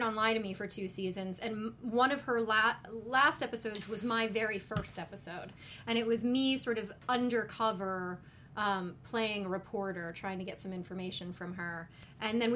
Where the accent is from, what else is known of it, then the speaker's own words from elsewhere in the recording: Las Vegas, Nevada, United States; I grew up in Las Vegas